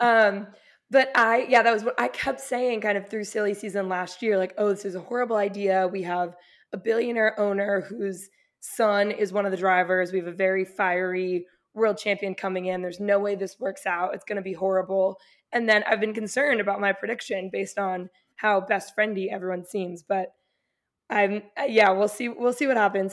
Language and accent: English; Mexico; I'm from Mexico